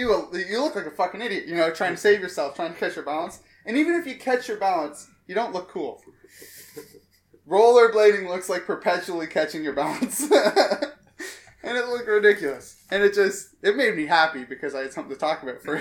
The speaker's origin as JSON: {"language": "English", "country": "Canada", "said": "we're Canadian"}